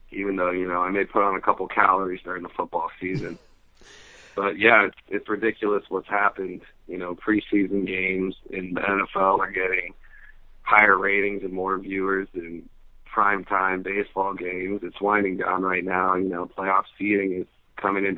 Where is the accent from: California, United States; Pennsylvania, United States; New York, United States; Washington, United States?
California, United States; Fremont; I grew up in the Bay Area in Fremont, California, and I still currently reside here.